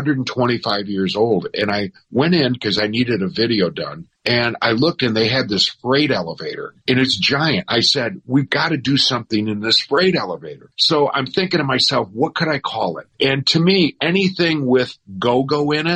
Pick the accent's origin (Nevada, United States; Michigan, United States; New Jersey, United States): Michigan, United States; moved away; also born or lived in Chicago; I was born in Michigan